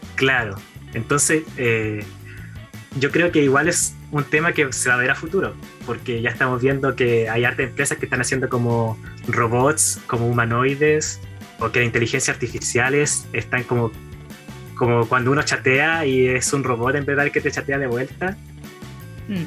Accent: Chimbarongo, O'Higgins, Chile; moved away as an adult; now in Santiago, Chile; Yo soy de Chimbarongo, la capital del Mimbre

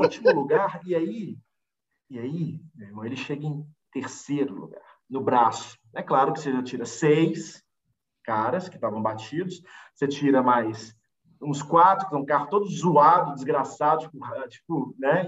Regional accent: Brazil; A gente é brasileiro

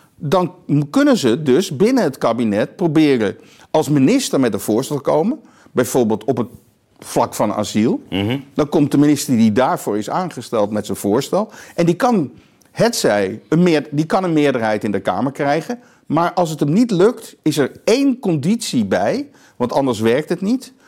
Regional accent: Amsterdam, North Holland, Netherlands; in Amsterdam West, waar ik opgegroeid ben

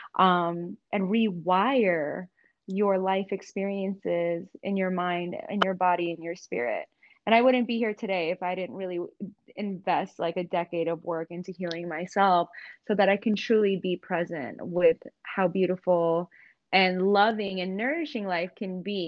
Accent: New York, United States; growing up in New York

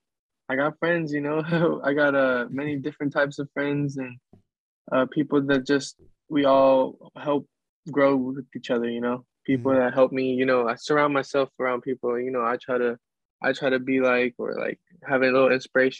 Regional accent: Seattle, Washington, United States; also born or lived in Sunnyside; Well, I was born in Sunnyside, Washington, and like I said, that's where my parents were from, and they moved out of there. So then we moved to Seattle when I was about like six

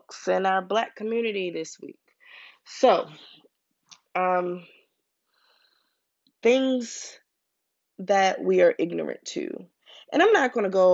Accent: Baltimore, Maryland, United States; now in Pennsylvania, United States; I'm from Baltimore

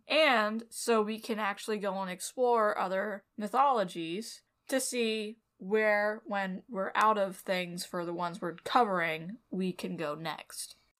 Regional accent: Southern California, United States; I'm from Southern California, is where I was raised

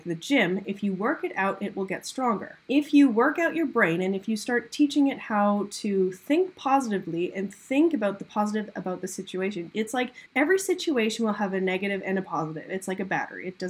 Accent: Canada; I'm from Canada. There's lots of ice here

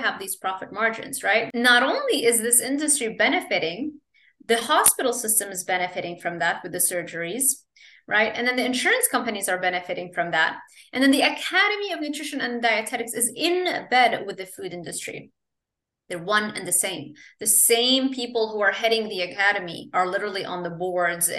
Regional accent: Lebanon; moved away; also born or lived in Kuwait; I grew up in Lebanon

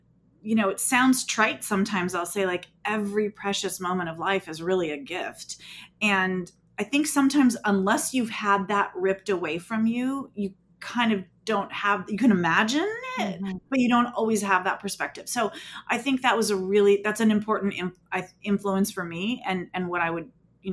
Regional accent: Southern California, United States; I was born and raised in Southern California

